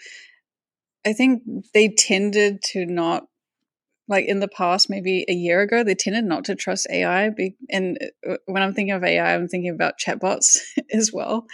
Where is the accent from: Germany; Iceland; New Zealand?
New Zealand; Whangarei, Northland; I'm from Whangarei